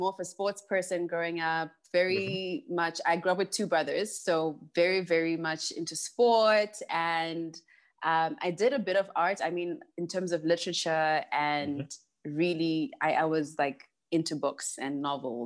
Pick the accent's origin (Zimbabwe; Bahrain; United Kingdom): Zimbabwe; Harare; I actually wasn't born in the village, but I was born in Harare, Zimbabwe. Mm-hmm. And I grew up in a very conservative family.